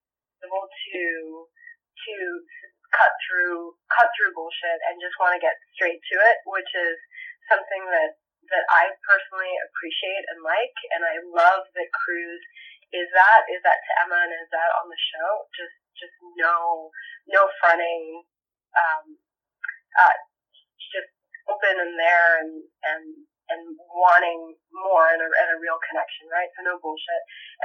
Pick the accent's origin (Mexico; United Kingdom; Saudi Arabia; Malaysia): Saudi Arabia; also born or lived in Puerto Rico / Japan; now in Los Angeles, United States; I'm originally from Puerto Rico. I was born in Puerto Rico, raised in Saudi Arabia and Japan. I am been living in LA for a long time now.